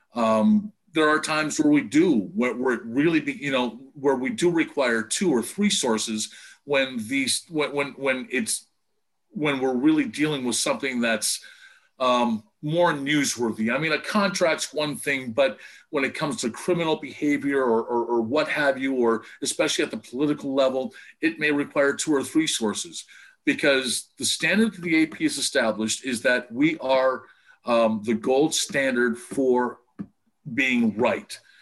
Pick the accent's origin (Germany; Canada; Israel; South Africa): Canada; Windsor, Ontario; moved away; also born or lived in Vancouver; my hometown into from Windsor to Detroit